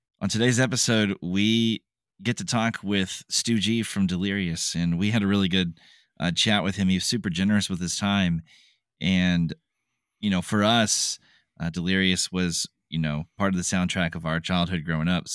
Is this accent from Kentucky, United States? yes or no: yes; Kentucky, United States; we're from Kentucky